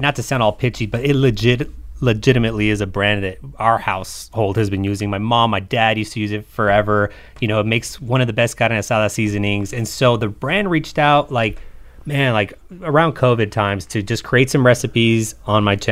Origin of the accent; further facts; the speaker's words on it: Los Angeles, California, United States; Los Angeles